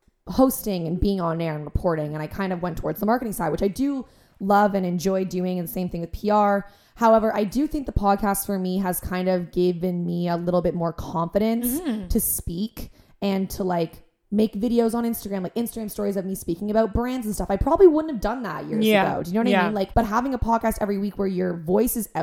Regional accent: Oshawa, Ontario, Canada; moved away as an adult; now in Toronto, Canada; I'm from Oshawa.

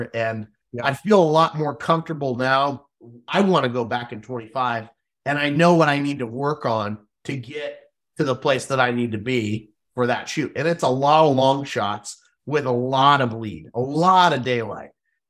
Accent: Canada; And being Canadian, we were able to talk a lot. Cultures were very similar, Americans and Canadians, you know, just like trap shooting.

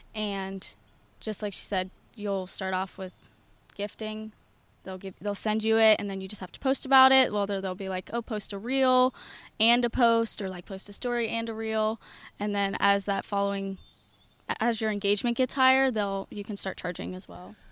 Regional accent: North Huntingdon, Pennsylvania, United States; from North Huntington, Pennsylvania, born and raised there

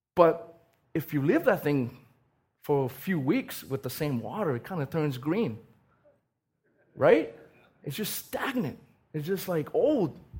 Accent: Raiatea, Leeward Islands, French Polynesia; moved away; I was born and raised in Tahiti. And this little island called Rayatea

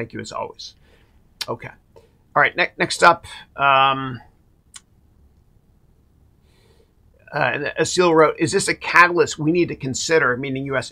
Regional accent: Canada; growing up in Canada, I'm a proud Canadian

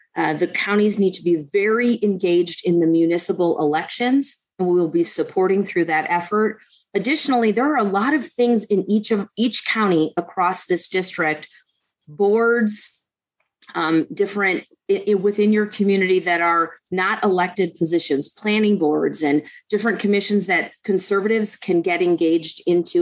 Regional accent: Detroit, Michigan, United States; I I grew up in in Detroit

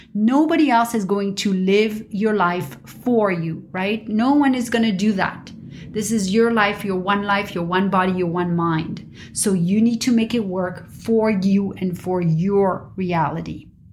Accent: Paris, Île-de-France, France; moved away as an adult; also born or lived in New York / London / Dubai / Mumbai; now in Los Angeles, United States; I was born and raised in Paris

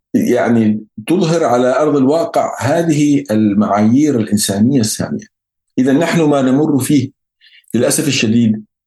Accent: Yemen; احنا عندنا في اليمن

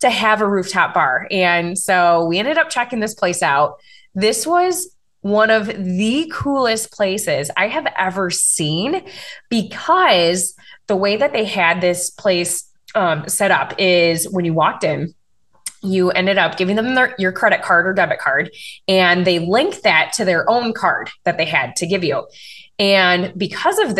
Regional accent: Wisconsin, United States; I'm from Wisconsin.

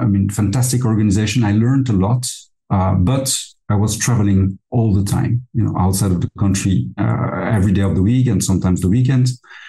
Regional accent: Liège, Wallonia, Belgium; moved away as an adult; now in Luxembourg; So as you said, I was born in Belgium, in Liège.

